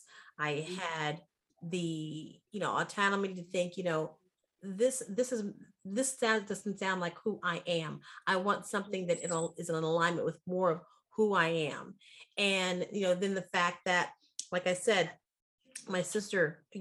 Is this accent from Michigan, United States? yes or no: yes; Pontiac, Michigan, United States; I was born in 1962, and I was born in Pontiac, Michigan